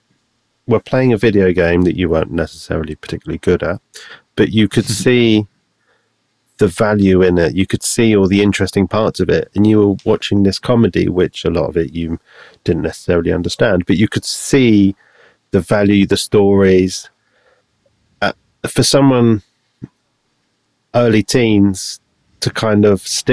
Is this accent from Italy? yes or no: no; United Kingdom; being British, Monty Python is just kind of, you know, who we are.